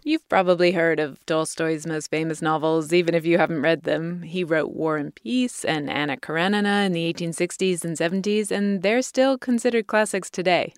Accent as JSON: {"language": "English", "country": "United Kingdom", "moved": "yes", "lives_now": "United States", "said": "as a Brit"}